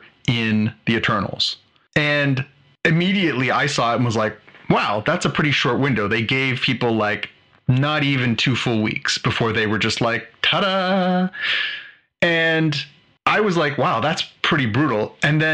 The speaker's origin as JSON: {"language": "English", "country": "Canada"}